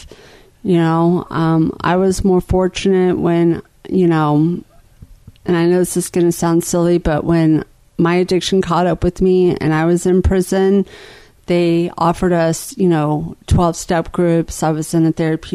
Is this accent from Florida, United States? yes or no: yes; Jacksonville, Florida, United States; also born or lived in Lawton, Oklahoma; I was going into third grade when we moved to Jacksonville, Florida